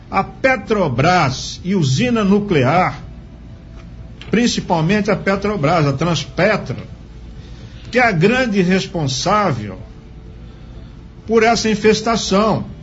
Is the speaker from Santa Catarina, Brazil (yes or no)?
yes; Santa Catarina, Brazil; que eu também vou citar lá do meu estado de Santa Catarina, Itajaí, Florianópolis, que são pioneiros nesse segmento de pesca